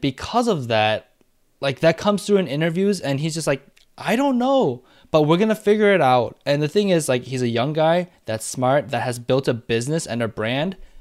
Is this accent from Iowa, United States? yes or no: no; Michigan, United States; moved away; also born or lived in Madison, Wisconsin; I was born in Michigan, so I'm a, like, I'm a, you know, a Wolverine